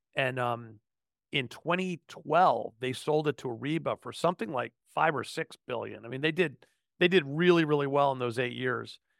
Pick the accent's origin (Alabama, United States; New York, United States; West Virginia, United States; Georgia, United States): New York, United States; outside New York City, United States; I was born in New York City, grew up outside New York City, um, in the suburb north of town